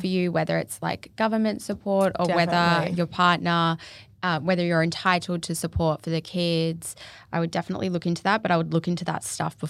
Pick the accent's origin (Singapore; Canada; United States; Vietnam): Singapore; born or raised there; now in Gold Coast, Australia